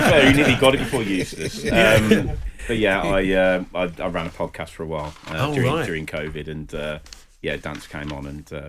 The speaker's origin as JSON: {"language": "English", "town": "Birmingham", "region": "West Midlands", "country": "United Kingdom", "tie": "born or raised there", "said": "obviously probably hear from my accent, I've been sort of born and bred in Birmingham all my life"}